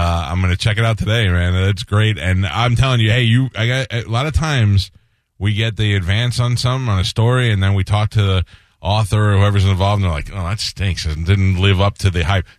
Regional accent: New York City, New York, United States; I'm from Staten Island

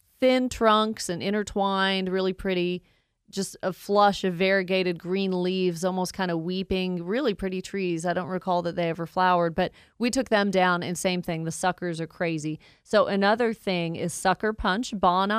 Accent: Woodstock, Georgia, United States; also born or lived in Athens, Georgia; Born and raised in Georgia, I have never left. I went from Woodstock to Athens, back to Woodstock.

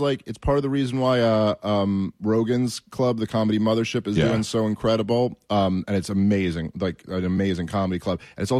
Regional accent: New York City, New York, United States; You know, I've been born and raised in New York City.

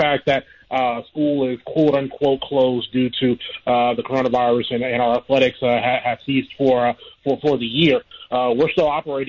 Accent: Jacksonville, Florida, United States; working here in my hometown of Jacksonville

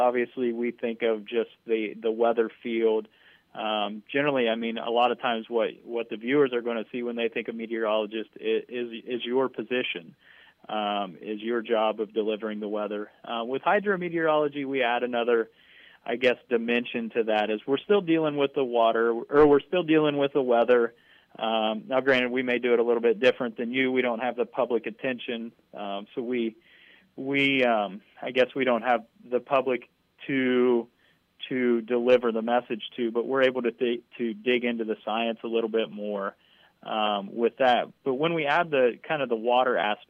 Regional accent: Southeast Ohio, United States; moved away as an adult; also born or lived in Tucson, Arizona / Spokane, Washington; I grew up in Southeast Ohio and never really left the state until I decided I wanted to go to grad school

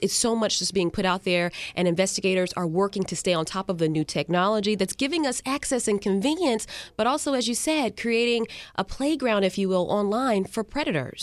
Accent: Carolina, United States; now in Florida, United States; I grew up in Carolina

